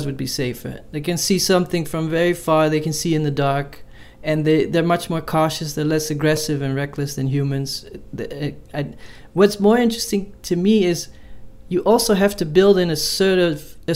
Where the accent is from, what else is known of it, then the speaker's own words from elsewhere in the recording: Amsterdam, North Holland, Netherlands; I grew up in Amsterdam, and there's all these uh, cyclists, and they always have the right of way